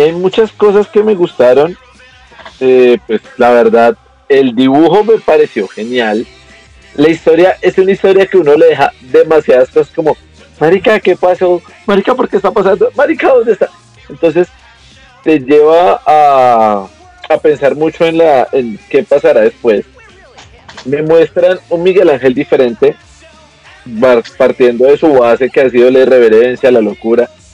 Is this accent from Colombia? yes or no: yes; Colombia; Yo sí soy colombiano